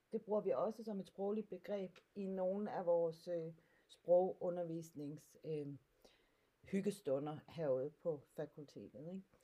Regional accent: Sønder Stenderup, Southern Denmark, Denmark; jeg kommer fra Sønder Stenop, der ligger lidt syd for Kolding, på grænsen mellem øh, Sønderjylland og Midtjylland

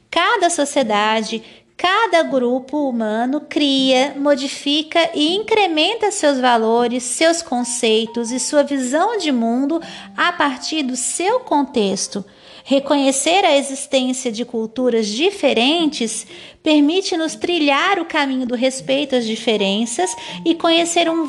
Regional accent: Santa Catarina, Brazil; accent: manezinha; o meu sotaque de manezinha, ainda que um pouco já agoianado para me fazer entender melhor por vocês, são patrimônios também culturais da minha terra natal.

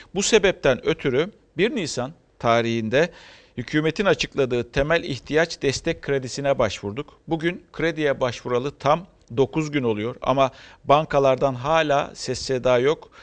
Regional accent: Turkey; Bu toprakta büyüdük, doğduk, büyüdük ve bu toprakta ölecek insanlarız

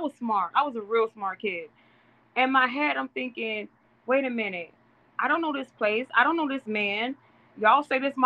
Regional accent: Mississippi, United States; now in York, United States; In the South, I'm from Mississippi, born and raised.

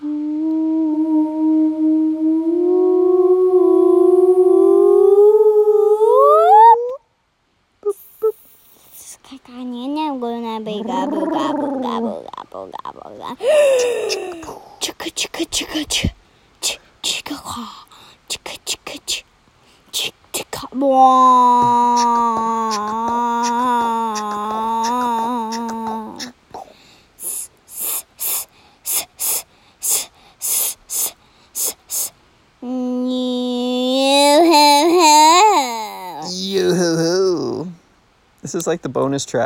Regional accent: Colorado, United States; we're from Colorado, so we're not used to that kind of food

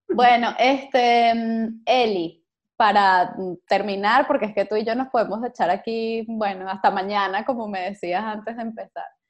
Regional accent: Venezuela; venezolanos, que es lo que tienen en común todos nuestros invitados, eh, y, que lo tienen en común conmigo

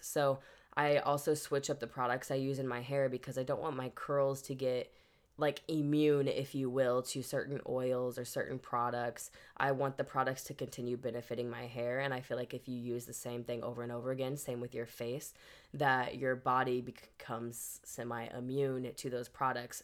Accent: Wood River, Illinois, United States; moved away; Wood River, which is my hometown

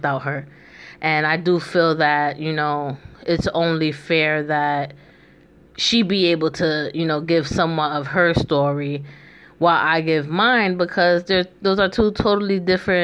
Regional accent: New York City, New York, United States; moved away as an adult; now in Philadelphia, United States; I'm originally from the Bronx, New York

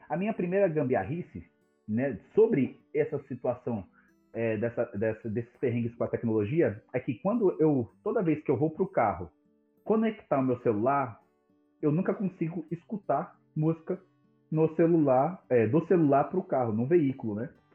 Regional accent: São Paulo, Brazil; nasci e vivo em São Paulo, na quebrada do Grajaú

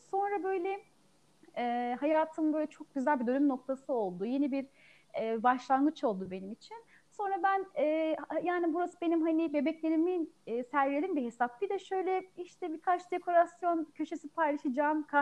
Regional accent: Ankara, Turkey; now in Afyonkarahisar, Turkey; 33 ee, yaşındayım. 1987 Ankara doğumluyum. Memleketim Ankara. 3 ee, sene geçti. Afyonkarahisar'da ikamet ediyorum. Eşimin memleketi burası.

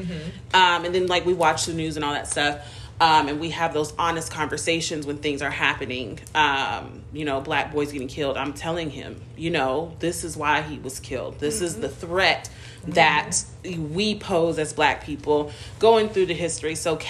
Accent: Seattle, Washington, United States; moved away as an adult; now in Huntsville, United States; I'm in Alabama. I was born and raised in Seattle.

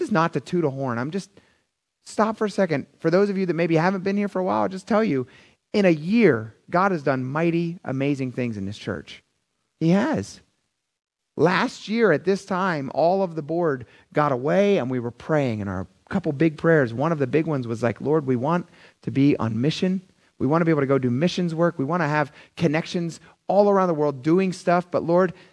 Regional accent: Philadelphia, Pennsylvania, United States; I'm from Philadelphia

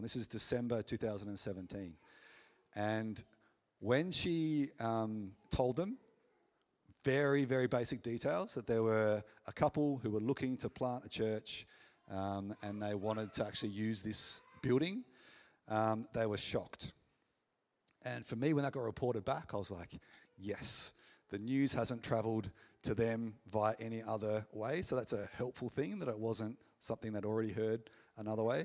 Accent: McLaren Vale, South Australia, Australia; I was born in the McLaren Vale Hospital. So there's connections here. I played footy here

